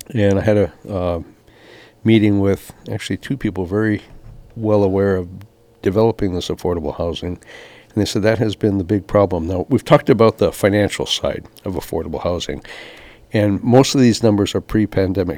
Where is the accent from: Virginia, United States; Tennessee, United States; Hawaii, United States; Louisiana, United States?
Hawaii, United States; Kapaa; When I was born here in Kapau, we had like 60,000 people on the island